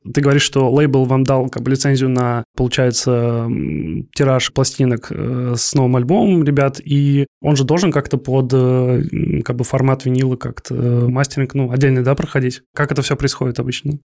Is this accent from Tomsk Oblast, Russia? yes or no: no; Kaliningrad, Kaliningrad Oblast, Russia; Я из Калининграда